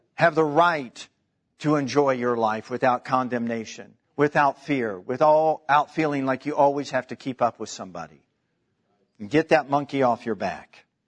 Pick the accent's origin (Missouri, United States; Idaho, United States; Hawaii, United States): Missouri, United States; Kansas City; I'm from Kansas City